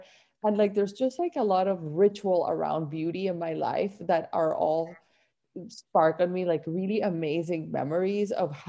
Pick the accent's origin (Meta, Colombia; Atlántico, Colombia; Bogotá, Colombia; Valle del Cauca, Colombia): Atlántico, Colombia; Barranquilla; moved away; I grew up in Barranquilla and it's like a coastal town in Colombia. And it's like, you know, just like you imagine a Latin town, that's it. The Caribbean coast